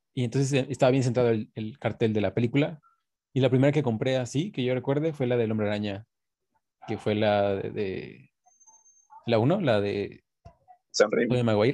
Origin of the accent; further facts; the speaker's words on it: Coatepec, Veracruz, Mexico; aquí en Coatepec, que bueno, donde yo soy, que es de Coatepec, de Cruz